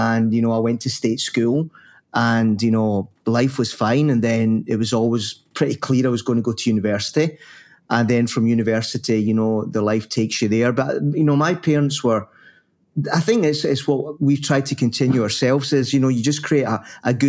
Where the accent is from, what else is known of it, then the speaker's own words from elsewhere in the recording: Paisley, Scotland, United Kingdom; I was brought up in Paisley